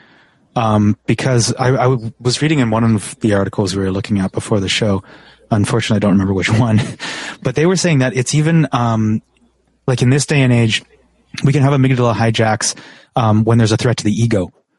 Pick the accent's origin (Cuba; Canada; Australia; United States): Canada; I'm from Canada and there's no poisonous spiders in Canada.